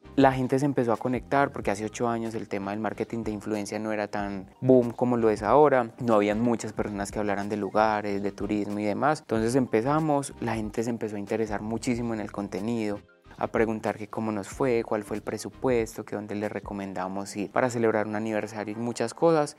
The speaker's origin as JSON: {"language": "Spanish", "country": "Colombia", "said": "nosotros como colombianos"}